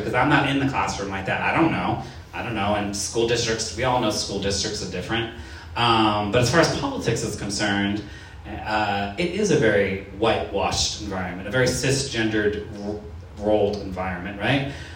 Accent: Worcester, Massachusetts, United States; I grew up in Worcester, Massachusetts.

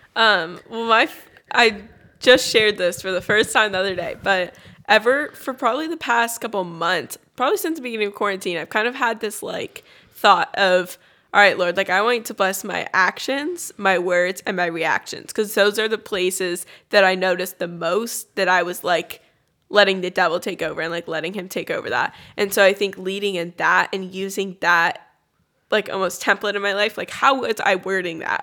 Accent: California, United States; I grew up in California

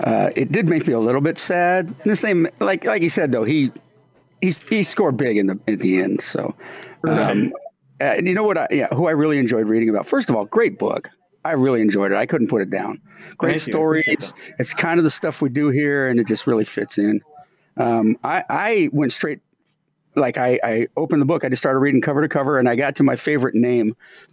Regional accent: Tacoma, Washington, United States; I'm from Tacoma. I worked for the Tacoma baseball team for 11 years.

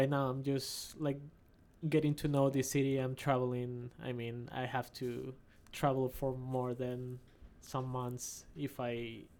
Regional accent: Peru; moved away as an adult; now in Canada; I'm from Peru.

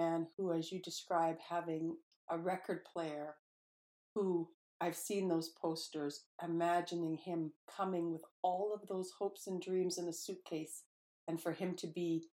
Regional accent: Sparwood, British Columbia, Canada; I'm from the Fernie area. That's my hometown of Michelle Natel Sparwood, so my family's from there. It is bitter cold there.

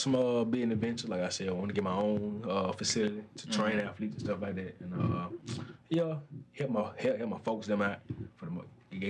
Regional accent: Wildem, Alabama, United States; My old neighborhood, help the park. Wildem. Wildem, Alabama, man. Wildem.

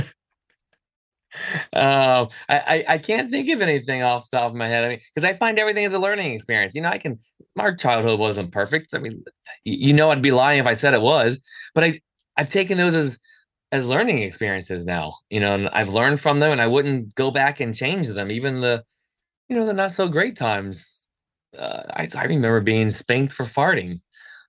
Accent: United States; as an American

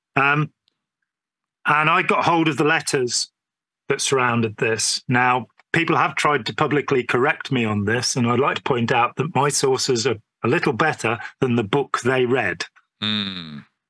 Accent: England, United Kingdom; being English

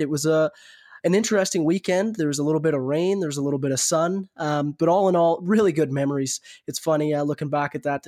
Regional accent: Canada; I was from Canada

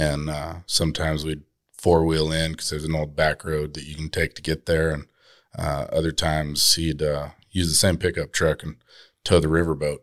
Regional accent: Boise, Idaho, United States; I grew up in the Boise area

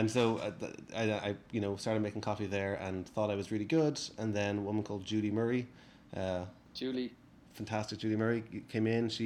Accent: Skerries, Leinster, Ireland; moved away as an adult; now in United States; I used to work in an Italian restaurant in my hometown in Skerries, in just north of Dublin.

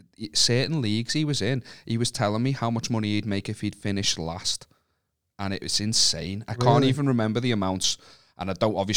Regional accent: Wallasey, North West England, United Kingdom; I'm from Wallasey

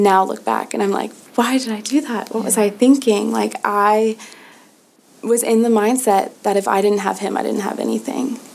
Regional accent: Nashville, Tennessee, United States; I'm from Nashville, Tennessee

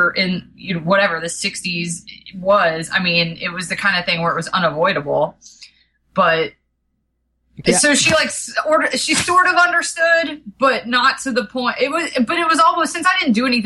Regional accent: Georgia, United States; I grew up in Georgia

